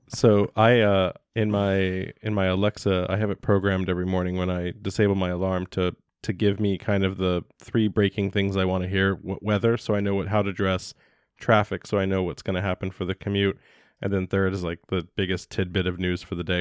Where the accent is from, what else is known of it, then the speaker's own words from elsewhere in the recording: United States; as an American citizen